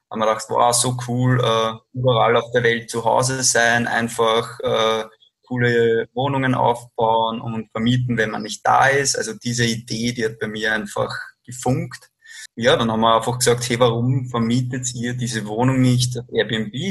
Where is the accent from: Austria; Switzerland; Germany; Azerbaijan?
Austria; Lower Austria; Also kurz zu mir … ich bin ursprünglich aus Niederösterreich, bin 29 Jahre alt